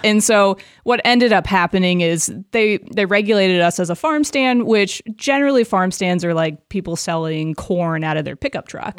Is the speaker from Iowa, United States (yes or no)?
yes; Des Moines, Iowa, United States; I grew up a v, suburb of Des Moines